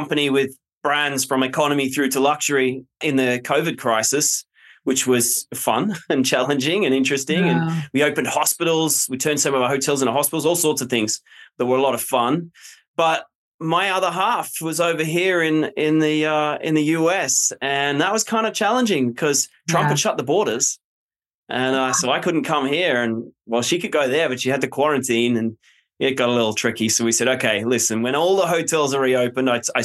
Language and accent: English; Australia; moved away as an adult; also born or lived in London, United Kingdom; now in United States; I'm Australian originally.